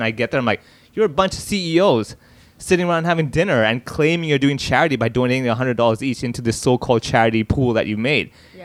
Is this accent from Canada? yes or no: no; Hong Kong; talks about my life growing up in Hong Kong